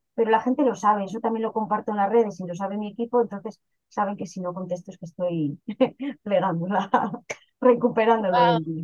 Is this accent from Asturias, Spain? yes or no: no; León, Castile and León, Spain; soy de una ciudad pequeñita al norte que se llama León, pero realmente vengo de un pueblecito de 30 habitantes que se llama Solanilla, muy cerquita de la ciudad de León.